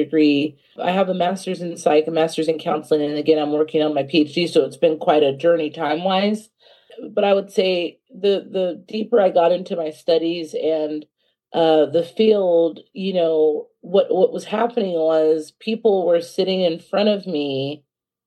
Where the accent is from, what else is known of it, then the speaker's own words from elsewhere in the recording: California, United States; moved away as an adult; now in Dallas-Fort Worth, United States; I am originally from California, but I moved here about 8 years ago to pursue my master's degree in counseling